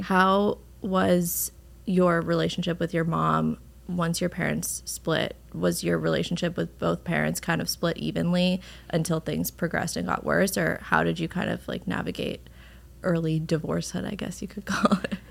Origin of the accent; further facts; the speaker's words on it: Westchester, New York, United States; I'm from Westchester